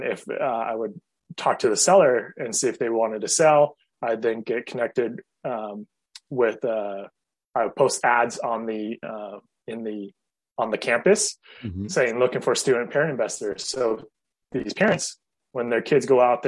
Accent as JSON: {"language": "English", "town": "Fremont", "region": "California", "country": "United States", "tie": "born or raised there", "also_born_or_lived": "Chico", "said": "the town where I grew up in Fremont"}